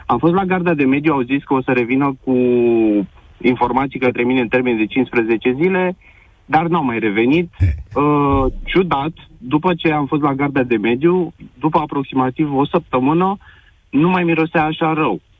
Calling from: Drobeta-Turnu Severin, Mehedinți County, Romania; Uh, te sunt din Drobeta Turnul Severin. Eu stau la un sat, în apropiere de Drobeta Turnul Severin, la doar 3 kilometri

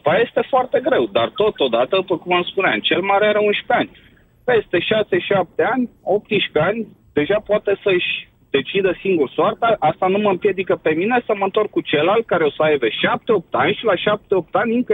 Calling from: United Kingdom; Sunt din Marea Britanie.

